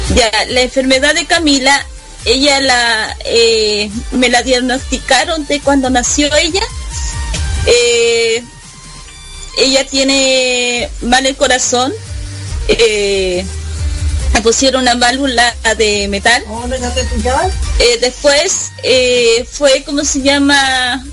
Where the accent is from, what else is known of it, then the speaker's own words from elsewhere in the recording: Osorno, Los Lagos, Chile; Aquí estoy desde Chile, Osorno, décima región de los lagos. Eh, nacida eh, de acá, de mi región, de eh, de mi país natal